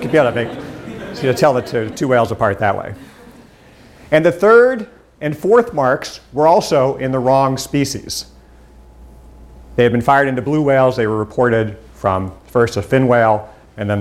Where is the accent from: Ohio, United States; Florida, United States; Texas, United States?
Ohio, United States; Cincinnati; I'm from Cincinnati